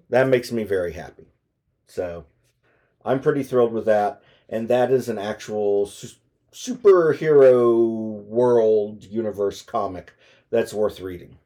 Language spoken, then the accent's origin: English; United States; as an American